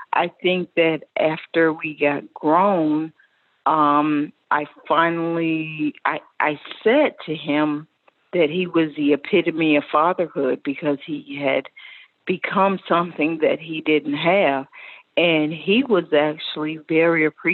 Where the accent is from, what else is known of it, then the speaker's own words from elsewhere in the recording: Pensacola, Florida, United States; I grew up in Pensacola, Florida